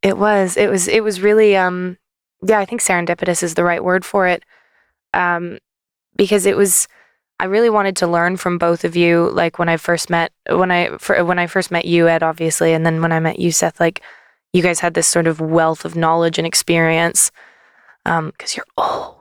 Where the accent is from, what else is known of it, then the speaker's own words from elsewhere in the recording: Canada; moved away as an adult; now in United Kingdom; I'm from Canada